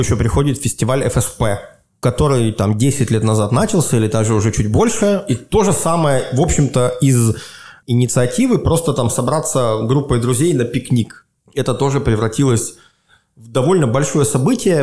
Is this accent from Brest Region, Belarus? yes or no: no; Svetlogorsk, Gomel Region, Belarus; now in Minsk, Belarus; живешь в городе Светлогорске, где, откуда я родом